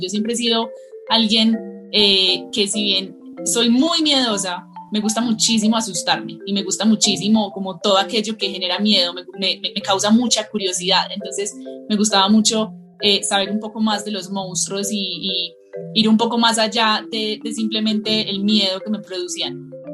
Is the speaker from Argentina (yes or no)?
no; Colombia; also born or lived in El Retiro, Antioquia; soy escritora de Colombia. Vivo en un pueblito muy hermoso que se llama El Retiro, que queda cerca de la ciudad de Medellín